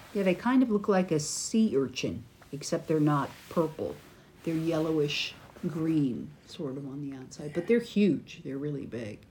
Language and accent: English; United States; from America